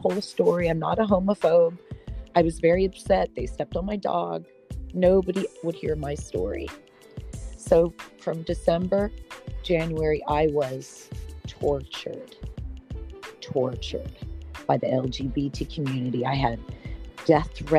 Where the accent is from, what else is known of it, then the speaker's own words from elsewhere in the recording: Beverly Hills, California, United States; I'm from Beverly Hills